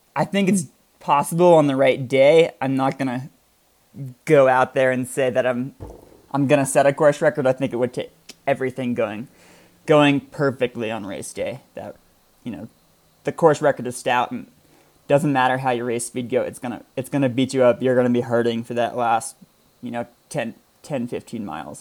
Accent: Vermont, United States; also born or lived in New Hampshire; I I grew up in Vermont uh, as a Nordic skier

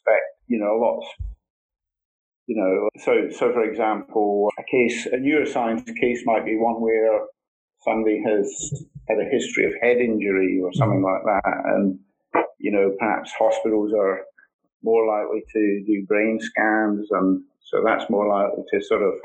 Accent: Scotland, United Kingdom; accent: Scottish; now in Australia; my Scottish accent

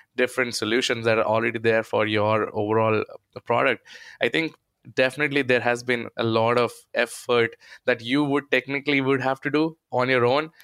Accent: India; accent: Indian; my Indian accent

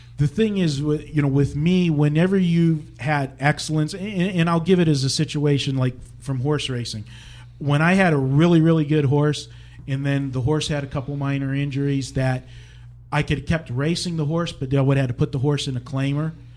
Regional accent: Pittsburgh, Pennsylvania, United States; my hometown Pittsburgh

